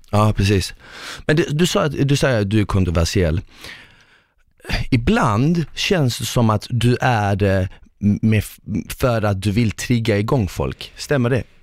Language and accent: Swedish; Malmö, Skåne, Sweden; moved away; jag kom ju från Malmö